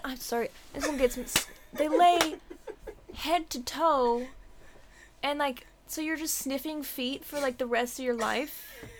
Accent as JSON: {"language": "English", "town": "Issaquah", "region": "Washington", "country": "United States", "tie": "born or raised there", "also_born_or_lived": "Seattle / Tacoma", "moved": "as an adult", "said": "I grew up in like Issaquah area. And then I went to school down in Tacoma. And then lived in Seattle for a bit. Then moved here."}